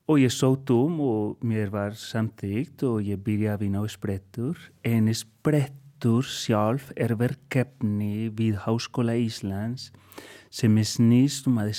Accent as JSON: {"language": "Icelandic", "country": "Colombia", "second_language": "Icelandic", "moved": "yes", "lives_now": "Iceland", "said": "og ég er upprunalega frá Kolumbíu en er búinn að vera hér í 16 ár"}